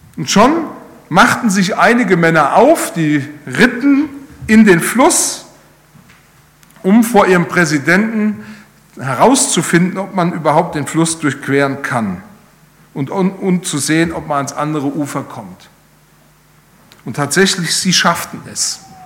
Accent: Rhineland-Palatinate, Germany; Ich komme ja aus Rheinland-Pfalz

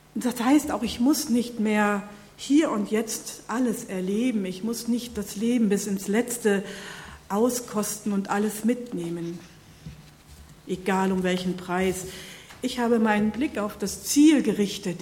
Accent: North Rhine-Westphalia, Germany; moved away; In meiner Heimat

